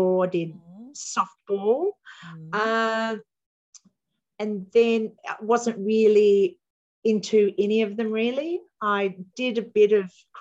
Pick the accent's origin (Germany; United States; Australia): Australia; Burnie, Tasmania; I grew up in Burnie, Northwest Coast